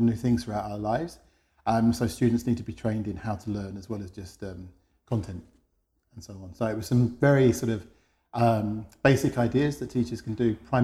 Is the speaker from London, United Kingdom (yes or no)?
yes; London, United Kingdom; moved away as an adult; now in Madrid, Spain; I'm from London originally. I'm based in Madrid. I've been there for about 10 years